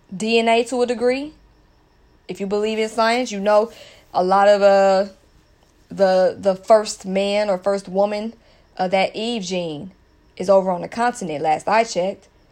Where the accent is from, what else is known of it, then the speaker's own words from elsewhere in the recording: United States; culturally, I was raised in the States